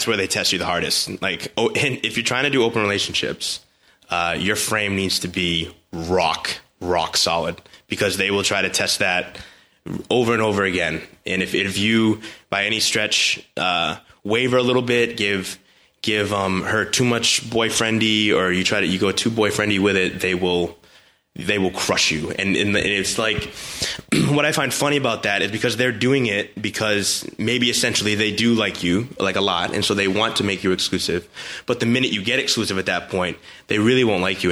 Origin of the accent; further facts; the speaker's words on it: United States; as American guys